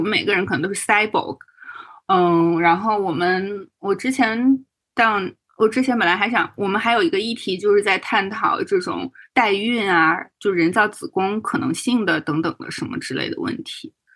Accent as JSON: {"language": "Chinese", "region": "Northeast China", "country": "China", "moved": "yes", "said": "为一个东北人"}